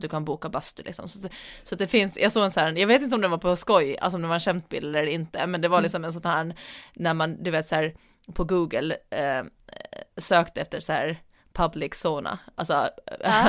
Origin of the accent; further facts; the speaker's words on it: Åland Islands; now in Storholmen, Sweden; hem till Åland som är hem